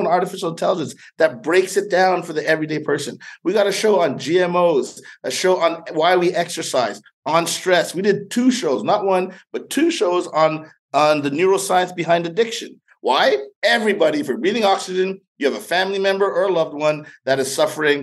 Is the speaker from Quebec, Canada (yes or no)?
yes; Montreal, Quebec, Canada; moved away; I grew up in Montreal, Canada